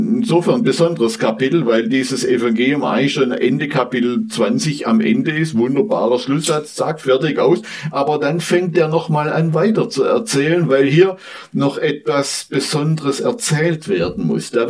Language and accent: German; southwest Germany, Germany; Ja, ich komme aus dem Südwesten dieser Republik